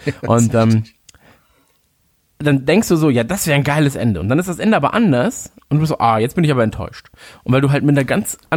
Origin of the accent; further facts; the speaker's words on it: Cologne, North Rhine-Westphalia, Germany; ich komme aus Köln